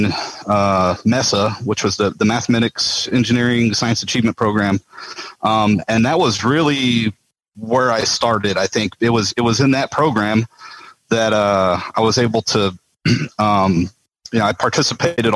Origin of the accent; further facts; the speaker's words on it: Las Cruces, New Mexico, United States; moved away as an adult; now in Houston, United States; I was born and raised in Las Cruces, New Mexico